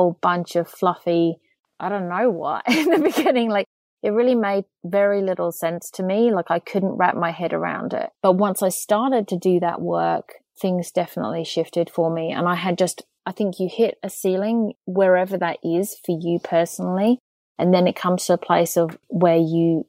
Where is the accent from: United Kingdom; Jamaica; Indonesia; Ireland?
United Kingdom; England; I'm English